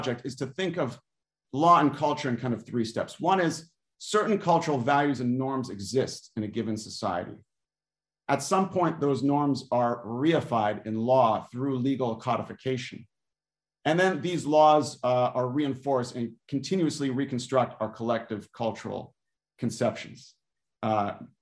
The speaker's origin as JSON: {"language": "English", "country": "United States", "tie": "born or raised there", "also_born_or_lived": "Cambridge", "said": "I was born in the United States and my parents were born in the United States."}